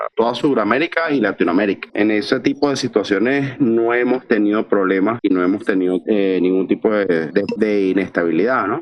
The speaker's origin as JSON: {"language": "Spanish", "country": "Venezuela", "said": "desde mi terruño hasta la capital Caracas"}